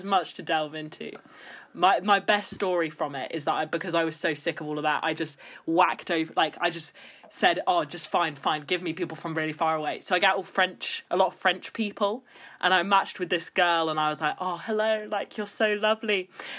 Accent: Guernsey; because I'm from Guernsey, a disgusting place that shouldn't be real.

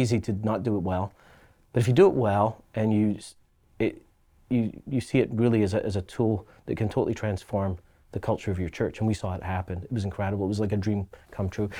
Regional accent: Glasgow, Scotland, United Kingdom; now in Halifax, Canada; I grew up in Scotland, and in Scotland, uh, being a Catholic or Protestant is inherently tribal

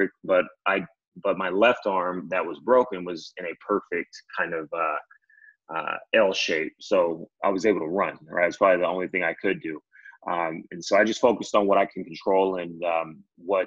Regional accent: Diamond Bar, California, United States; I'm a native from California. Grew up in Diamond Bar, which is about 45 minutes outside

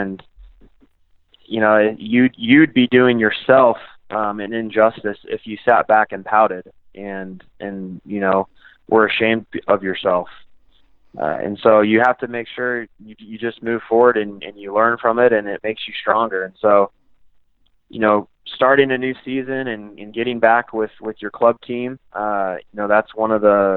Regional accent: Kansas City, United States; playing here in Kansas City, and I have a lot of pride for my hometown.

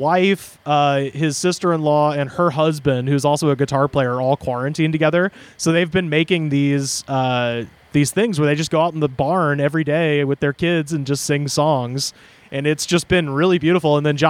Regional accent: Auburn, Alabama, United States; moved away as an adult; Waverly, which is this little town outside of Auburn where I'm from.

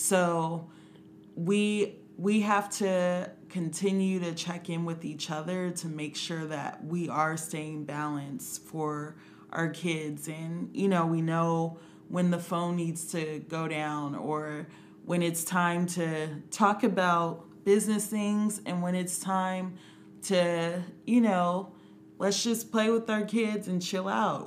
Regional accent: Compton, California, United States; I'm from Compton, California.

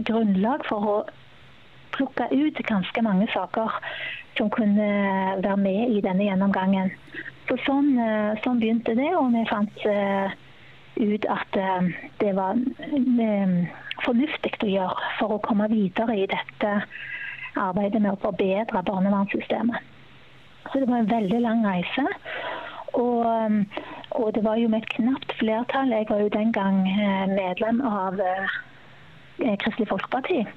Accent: Sandnes, Rogaland, Norway; now in Bergen, Norway; Jeg kommer jo opprinnelig fra Sandnes, men har bodd i Bergen i 26 år, så da er det vel bare snart dialekten igjen, tenker jeg.

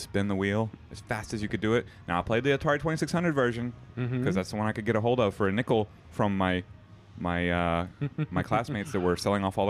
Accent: Louisiana, United States; moved away; I was from Louisiana

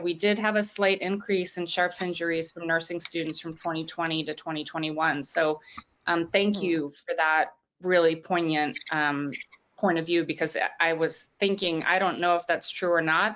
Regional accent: Washington, District of Columbia, United States; Washington, D.C., which is my hometown

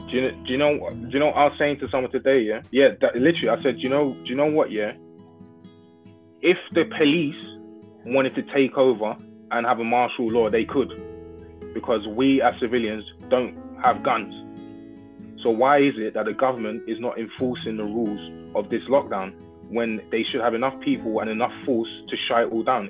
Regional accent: United Kingdom

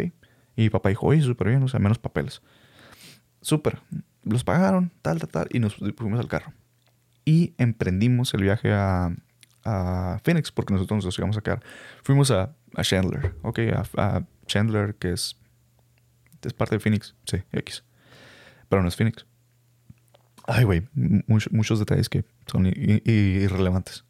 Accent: Hermosillo, Sonora, Mexico; first language Spanish; los que somos de Hermosillo

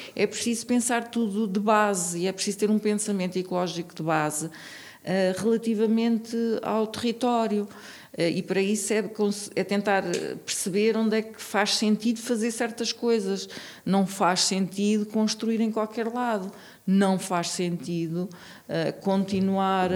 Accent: Tomar, Santarém District, Portugal; now in Braga, Portugal; eu vivi em Tomar, eu sou de Tomar

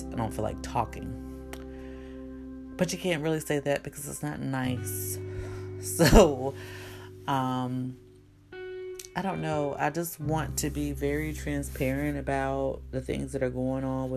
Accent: the South, United States; I'm from the South, so speaking to people and talking to people is kind of part of my nature. I think that because I'm in a small town and I'm in the town that I grew up

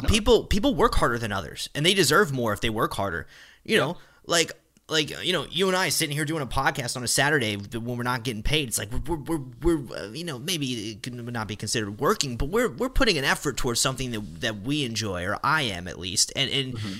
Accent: northwest of Dallas, Texas, United States; moved away; my hometown, you know, northwest of Dallas

